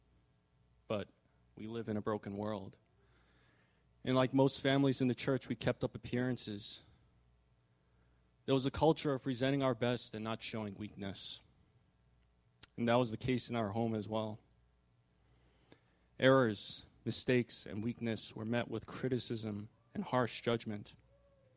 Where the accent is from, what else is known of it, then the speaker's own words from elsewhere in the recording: New York metro area, United States; I was born and raised in the New York metro area by my parents, who were immigrants from Korea